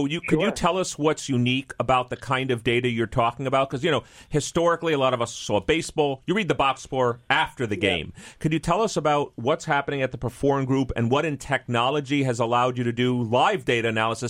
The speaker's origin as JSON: {"language": "English", "town": "New York City", "region": "New York", "country": "United States", "tie": "born or raised there", "said": "I'm from New York City."}